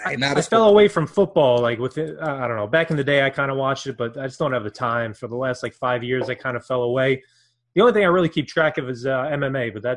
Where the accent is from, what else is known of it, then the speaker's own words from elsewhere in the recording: Brooklyn, New York, United States; now in New Jersey, United States; I grew up in Brooklyn, but nice. I live in New Jersey